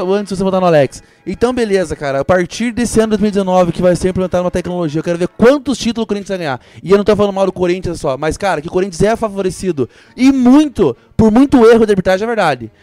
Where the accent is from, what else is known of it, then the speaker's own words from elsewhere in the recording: Brazil; eu sou brasileiro